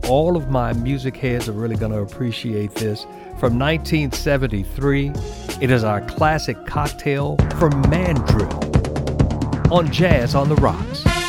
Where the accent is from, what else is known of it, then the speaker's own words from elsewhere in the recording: New Orleans, Louisiana, United States; with the roots out of New Orleans, my hometown.